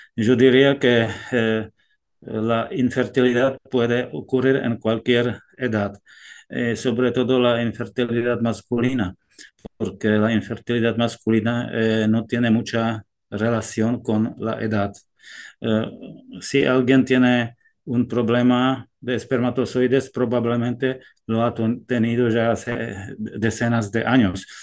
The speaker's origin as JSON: {"language": "Spanish", "country": "Czechia", "tie": "born or raised there", "also_born_or_lived": "France", "second_language": "Spanish", "moved": "yes", "lives_now": "Granada, Spain", "said": "mi país de origen, si, si, os interesa, yo he nacido en, en Chequia"}